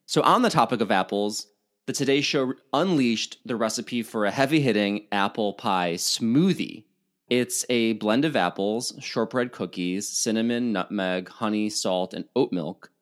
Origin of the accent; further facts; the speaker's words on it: Illinois, United States; now in California, United States; I'm from Illinois, there are orchards up the yin yang